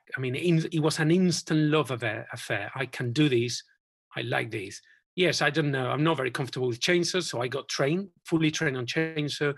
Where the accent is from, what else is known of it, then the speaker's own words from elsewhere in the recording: Spain; moved away as an adult; also born or lived in Bristol; now in Cotswolds, United Kingdom; We went back to Spain for a few years